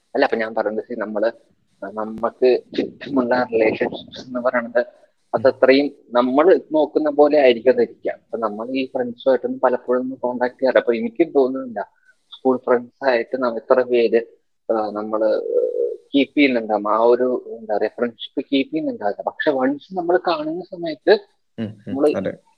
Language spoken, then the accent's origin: Malayalam; Palakkad, Kerala, India; എന്റെ നാട് പാലക്കാടാണ്